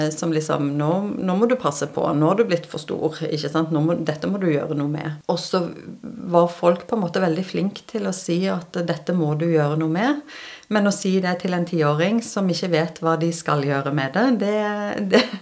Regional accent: Stavanger, Rogaland, Norway; also born or lived in Bergen / Sørlandet; Nei, jeg er opprinnelig fra Stavanger. Og så får jeg kjeft når jeg kommer hjem til Stavanger, fordi dialekten min er ganske ødelagt.

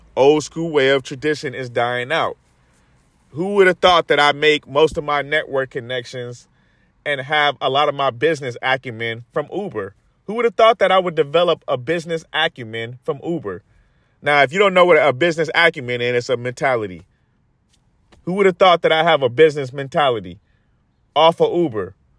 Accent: United States; we as Americans

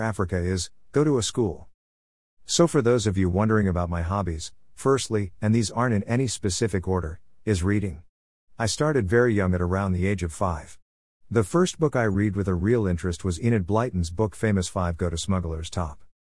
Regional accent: Pakistan; now in Mozambique; I was born in Pakistan on the twenty-first of June two thousand seven.

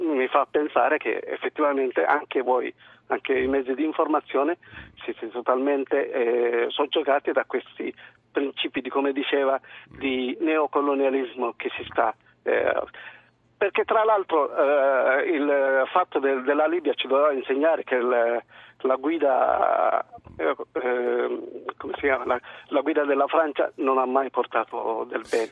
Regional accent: Eritrea; now in Catania, Italy; Io sono eritreo

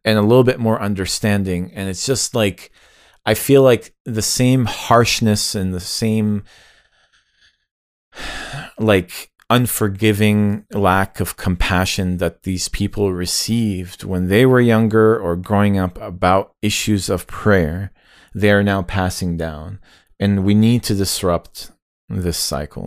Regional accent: United States; as an American like kid growing up

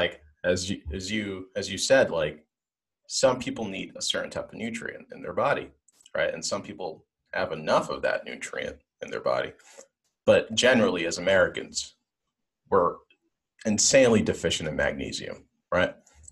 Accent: Nigeria; I'm from Nigeria

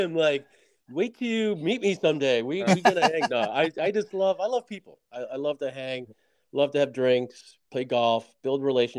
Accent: Syracuse, New York, United States; moved away; Dude, I'm from Syracuse, man. I grew up with 110 inches of snow.

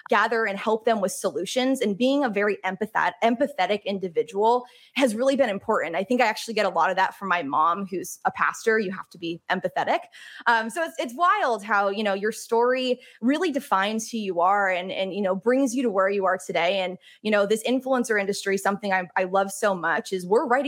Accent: upstate New York, United States; also born or lived in Boston; I grew up in a small town in upstate New York, about 2 hours north of the city

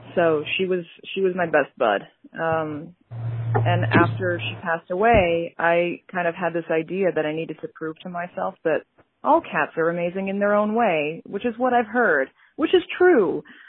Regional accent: New York, United States; I'm a New Yorker

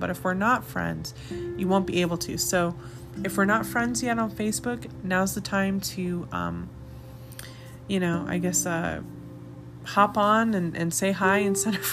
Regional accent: Arvada, Colorado, United States; now in Colorado Springs, United States; my hometown, which is Arvada, Colorado

